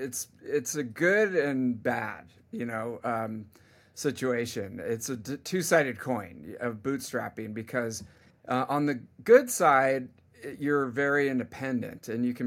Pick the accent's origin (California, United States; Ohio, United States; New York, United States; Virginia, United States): California, United States; I mean, I'm from the Bay Area, and so tech is kind of in my blood